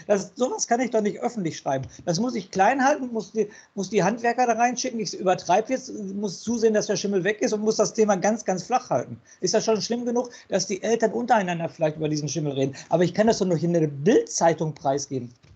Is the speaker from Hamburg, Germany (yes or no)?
no; Castrop-Rauxel, North Rhine-Westphalia, Germany; der hat den Namen meiner Geburtsstadt